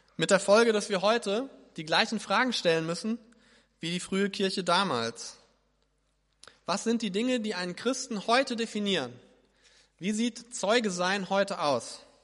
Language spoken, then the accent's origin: German; Hesse, Germany; ich bin Hesse